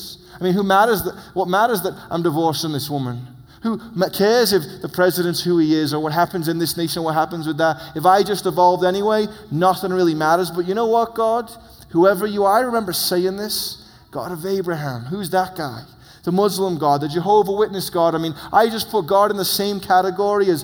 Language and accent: English; England, United Kingdom; moved away; I come from England where Charlie Darwin's on the money